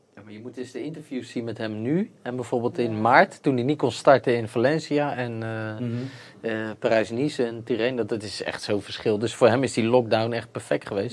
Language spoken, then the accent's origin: Dutch; Netherlands